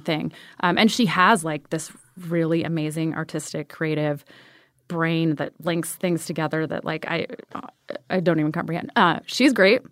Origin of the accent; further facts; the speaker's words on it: Ventura, California, United States; moved away; Grew up in Ventura